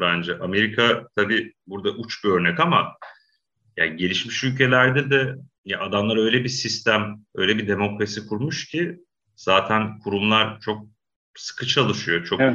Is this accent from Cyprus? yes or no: no; Black Sea Region, Turkey; Karadeniz'de hatırlıyorum çocukluğumda